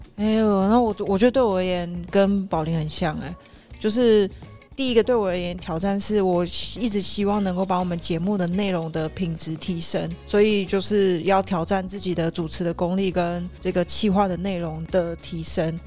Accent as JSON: {"language": "Chinese", "country": "Taiwan", "said": "然后再加上，我真的觉得我们的台湾的文化是真的是属于比较单薄的、比较单一的"}